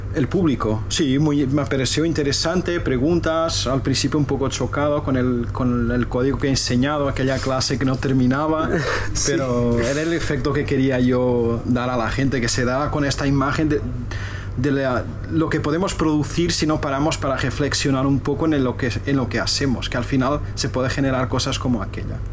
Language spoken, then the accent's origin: Spanish; Portugal; now in Spain; soy portugués